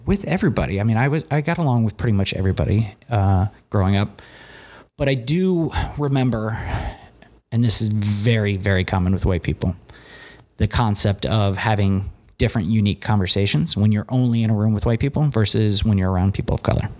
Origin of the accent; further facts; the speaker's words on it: Cincinnati, Ohio, United States; I grew up in Cincinnati, Ohio